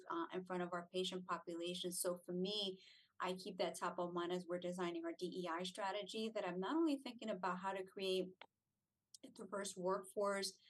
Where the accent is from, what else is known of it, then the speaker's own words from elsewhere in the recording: New Jersey, United States; moved away as an adult; also born or lived in Puerto Rico; now in Hollywood, Florida, United States; I'm not a native to New Jersey. I was raised there, so I refer to it as my home